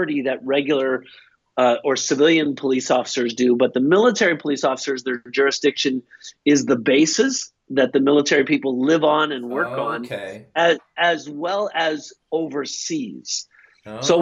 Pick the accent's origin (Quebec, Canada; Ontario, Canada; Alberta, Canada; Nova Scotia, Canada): Nova Scotia, Canada; Halifax; I grew up in Atlantic Canada, in Halifax, Nova Scotia, in Canada